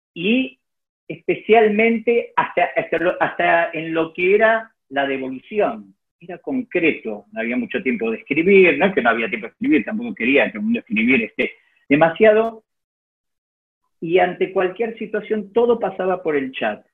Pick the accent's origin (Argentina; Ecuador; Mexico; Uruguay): Argentina; como argentino